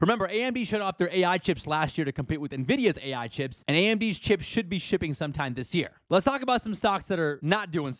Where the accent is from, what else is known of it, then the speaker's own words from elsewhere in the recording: Houston, Texas, United States; my hometown Houston